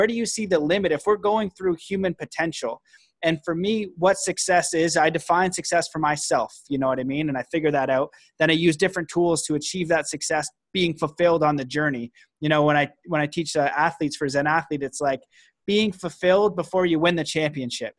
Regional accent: Canada; now in United States; I'm Canadian

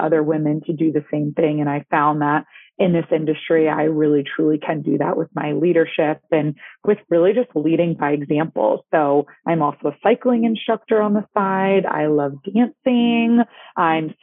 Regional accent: Boston, Massachusetts, United States; moved away; I'm Greek. I'm originally from Boston, Massachusetts

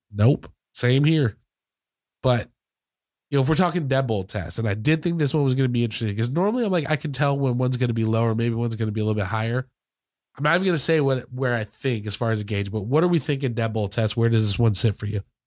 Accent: Michigan, United States; where I grew up in Michigan

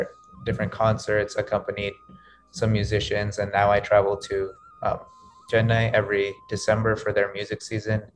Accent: San Diego, California, United States; moved away as an adult; now in Durham, United States; I'm from San Diego, California, and also a junior now at Duke University.

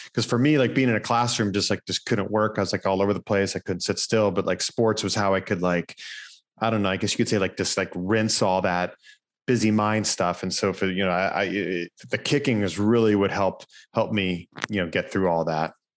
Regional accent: Erie, Pennsylvania, United States; There was a school in my hometown, uh, Gannon University

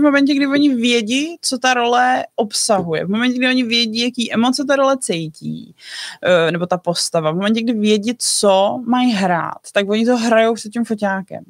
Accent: Bohemia, Czechia; u nás v Čechách

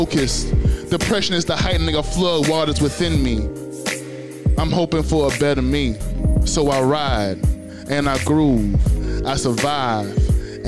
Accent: Louisiana, United States; I'm originally from Louisiana

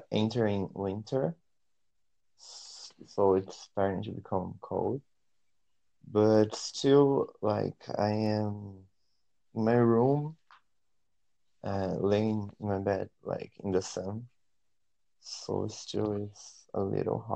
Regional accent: Brazil; I'm from Brazil.

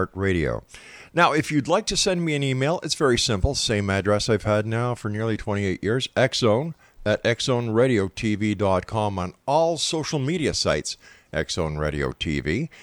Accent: Montreal, Quebec, Canada; Born in Montreal, Quebec, my hometown

